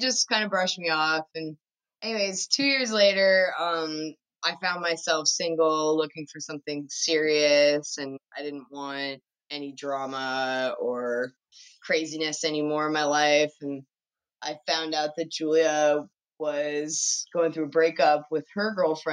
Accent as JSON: {"language": "English", "region": "Newfoundland and Labrador", "country": "Canada", "tie": "born or raised there", "said": "We grew up in Newfoundland together"}